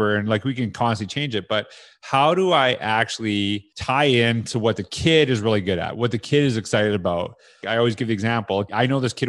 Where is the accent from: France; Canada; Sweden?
Canada; I had that in Canada. I said that as a teacher